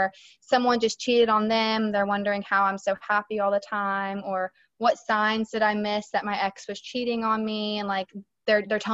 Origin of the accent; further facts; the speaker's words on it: West Virginia, United States; I'm from West Virginia